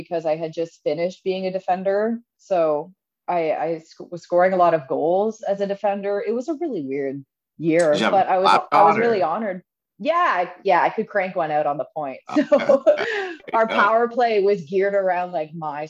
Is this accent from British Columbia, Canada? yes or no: no; Ottawa, Ontario, Canada; I grew up in Ottawa and started playing the second I could walk